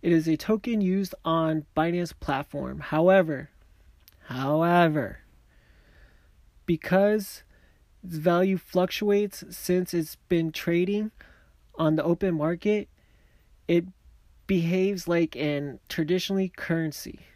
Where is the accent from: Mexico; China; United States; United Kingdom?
Mexico; accent: Mexican; my Mexican accent